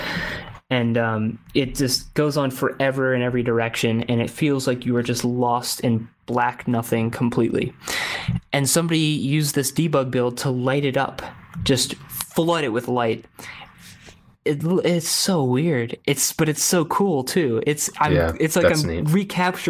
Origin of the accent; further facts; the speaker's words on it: United States; as an American